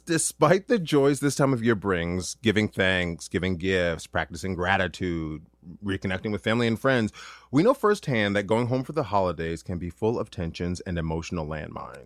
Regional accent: Duluth, Minnesota, United States; moved away as an adult; also born or lived in Ann Arbor, Michigan; my hometown, Duluth, Minnesota

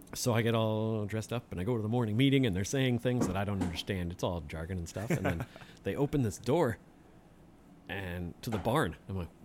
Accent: Kenosha, Wisconsin, United States; moved away; also born or lived in south central Minnesota; I grew up in Kenosha

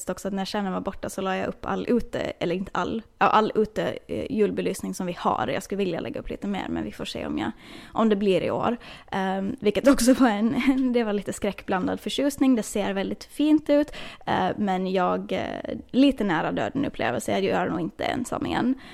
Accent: Åland, Finland; jag vet att hemma på Åland så finns det väl också kanske någon så här julklapps

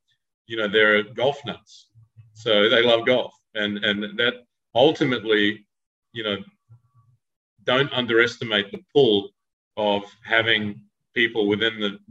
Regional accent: Australia; I'm Australian

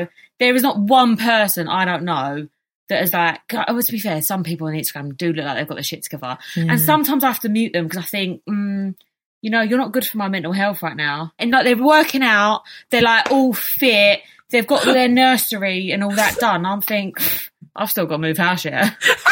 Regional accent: England, United Kingdom; we was born in England.

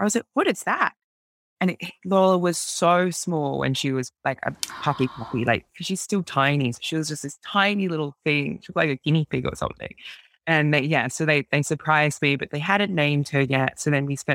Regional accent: Australia; being Australian

